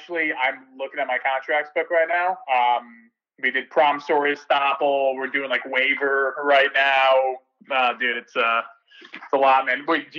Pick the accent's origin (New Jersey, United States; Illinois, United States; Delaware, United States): New Jersey, United States; Morris County; So I'm from Morris County. It's North Jersey. It's like, if you're familiar with the state at all, it's like 45 minutes from Newark Airport